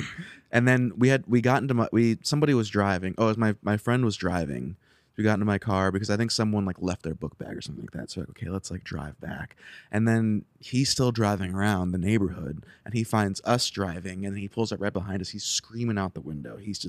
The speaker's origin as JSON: {"language": "English", "region": "Ohio", "country": "United States", "said": "I'm from Ohio. I went to music school in Ohio, and then we met each other in Columbus."}